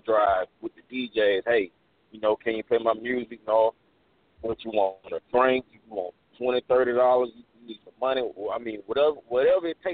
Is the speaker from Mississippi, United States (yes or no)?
yes; Meridian, Mississippi, United States; I'm originally from Meridian, Mississippi